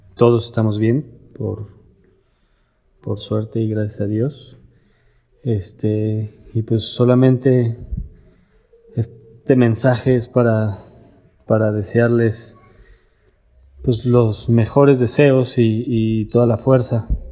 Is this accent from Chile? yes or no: no; Mexico; ser mexicanos es nuestro superpoder